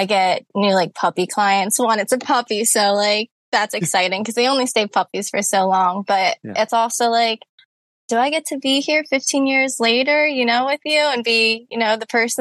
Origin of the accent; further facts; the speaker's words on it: Cape May, New Jersey, United States; now in Pennsylvania, United States; I'm originally born and raised in Cape May, New Jersey